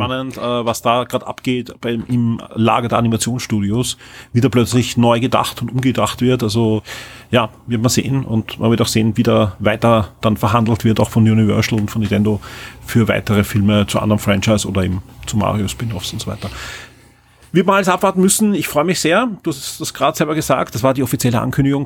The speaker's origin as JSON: {"language": "German", "country": "Austria", "said": "als Österreicher"}